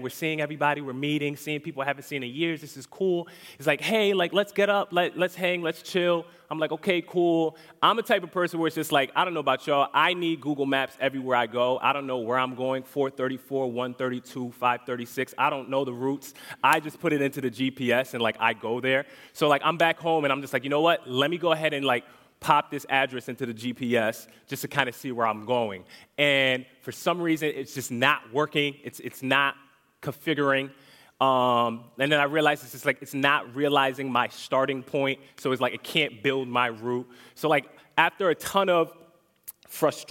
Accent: Connecticut, United States; now in Orlando, United States; I'm not born here originally. I'm actually from Connecticut

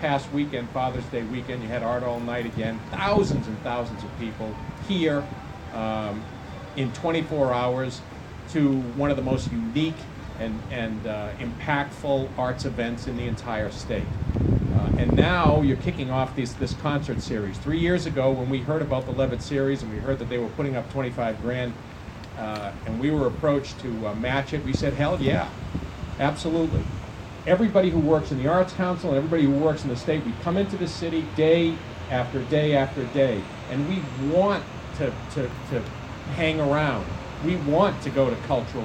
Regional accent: Massachusetts, United States; now in New Jersey, United States; I'm originally from Massachusetts

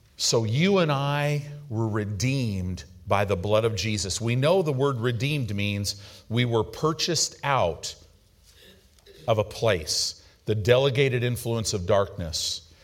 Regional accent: United States; American Christians

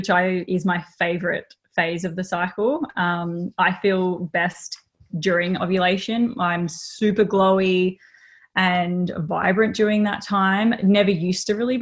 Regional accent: Melbourne, Victoria, Australia; now in Gold Coast, Australia; I wasn't born and bred up here. I was born in Melbourne and sort of transitioned my way up here over time

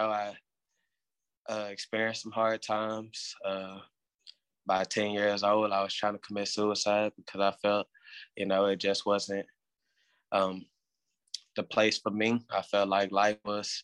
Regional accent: Houston, Texas, United States; I am from Houston, Texas

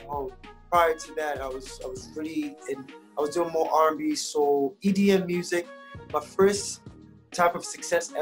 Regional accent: Lagos, Nigeria; moved away; also born or lived in Atlanta, Georgia, United States; I was born in Lagos, Nigeria

